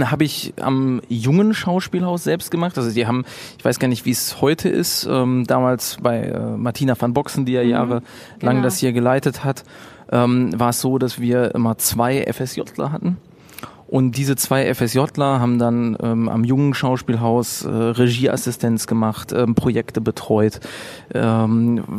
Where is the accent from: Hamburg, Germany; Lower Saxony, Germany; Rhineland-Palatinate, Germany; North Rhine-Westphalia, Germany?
North Rhine-Westphalia, Germany; Bochum; Äh, ich bin in Bochum geboren und war immer hier total verwurzelt äh, mit, mit meiner Stadt, so, weiß nicht, Ich bin bin lokalpatriotisch schon aufgewachsen